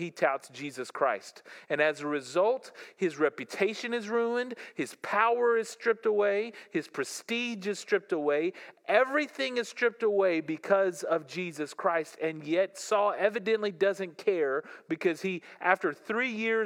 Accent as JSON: {"language": "English", "region": "the South", "country": "United States", "tie": "born or raised there", "said": "I grew up in the South"}